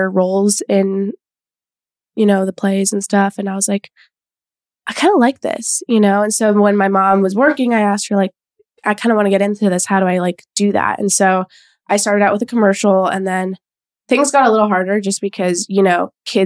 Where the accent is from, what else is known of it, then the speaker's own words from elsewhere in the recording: Los Angeles, California, United States; I grew up in Echo Park.